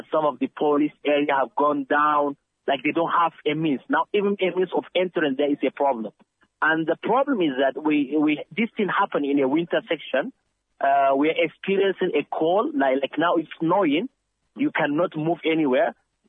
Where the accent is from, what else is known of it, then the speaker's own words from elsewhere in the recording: Nigeria; moved away as an adult; now in Turkey; I'm a Nigerian, but I live in Turkey for the past 12 years